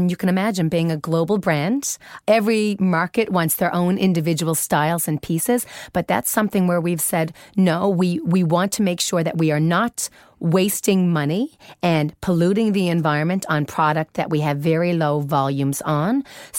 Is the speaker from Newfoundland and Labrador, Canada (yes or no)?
yes; Newfoundland and Labrador, Canada; now in Sweden; I'm from Canada. Newfoundland. Very special part of Canada.